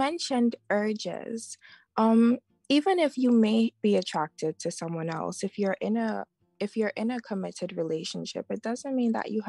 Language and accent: English; Anguilla; now in London, United Kingdom; I'm in London. So I'm from the Caribbean. Okay. I'm from Anguilla, and I live in London.